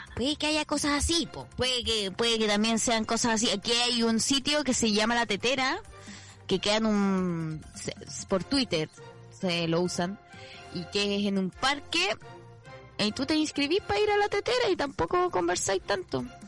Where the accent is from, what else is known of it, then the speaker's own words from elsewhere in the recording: Chile; now in Argentina; Yo soy de Chile